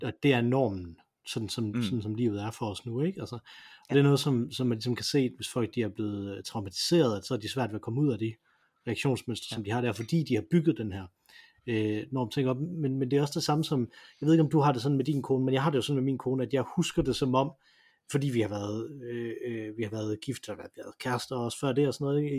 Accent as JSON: {"language": "Danish", "country": "Denmark", "said": "som dansker"}